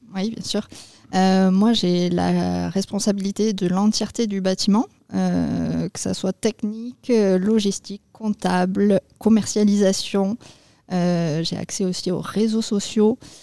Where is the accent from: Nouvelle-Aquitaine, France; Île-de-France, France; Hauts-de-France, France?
Nouvelle-Aquitaine, France; Agen; moved away as an adult; also born or lived in Bordeaux / London; je suis originaire d'Agen. je suis partie sur Bordeaux pour mes études.